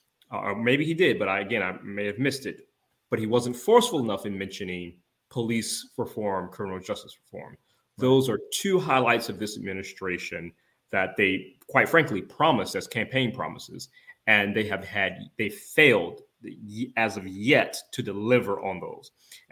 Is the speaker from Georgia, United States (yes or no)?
yes; Georgia, United States; my home state of Georgia